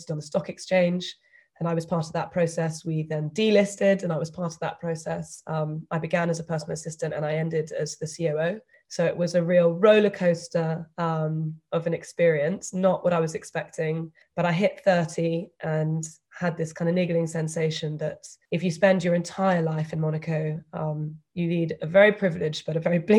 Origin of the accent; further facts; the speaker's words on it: United Kingdom; accent: British; moved away as an adult; also born or lived in London; I spent the first 22 years of my life living and studying in the UK